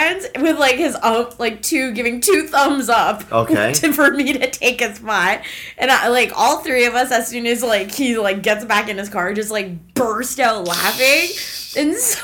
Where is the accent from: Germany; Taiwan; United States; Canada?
Canada; trusting Canadian that I am